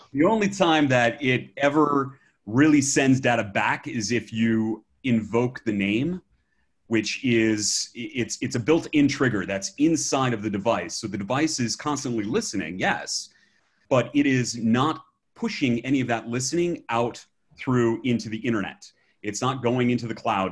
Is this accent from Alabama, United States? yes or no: yes; Alabama, United States; I'm from Alabama